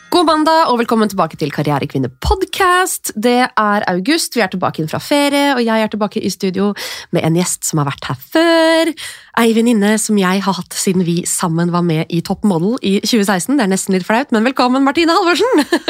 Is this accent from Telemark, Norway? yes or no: no; Drammen, Buskerud, Norway; Og jeg er jo fra Drammen, jeg er jo harry